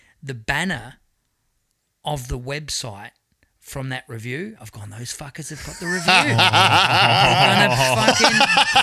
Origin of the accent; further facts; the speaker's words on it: Adelaide, South Australia, Australia; I'm from Adelaide, you know, and more often than not, it's like, look out in the audience, and it's like, went to school with that person